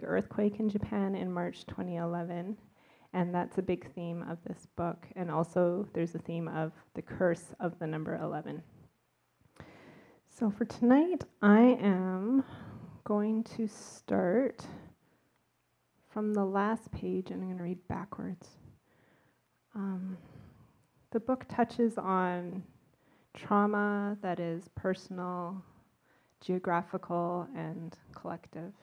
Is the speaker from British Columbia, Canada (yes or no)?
yes; Vancouver, British Columbia, Canada; I'm from Vancouver